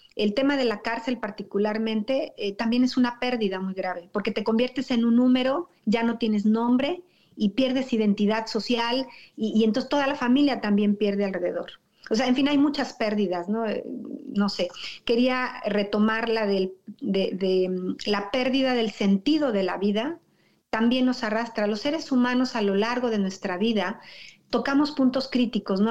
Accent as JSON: {"language": "Spanish", "town": "Toluca", "region": "State of Mexico", "country": "Mexico", "tie": "born or raised there", "also_born_or_lived": "Metepec", "moved": "yes", "said": "yo nací en Toluca, Estado de México, y muchos años viví en Metepec"}